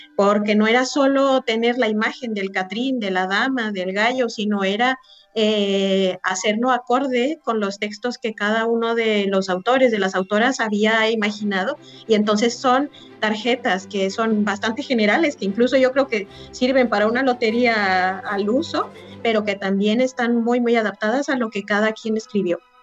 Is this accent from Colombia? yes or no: no; Mexico; nosotros como mexicanos